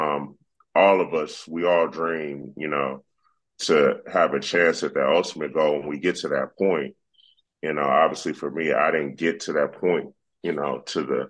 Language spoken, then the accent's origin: English; Inglewood, California, United States; growing up in Inglewood, California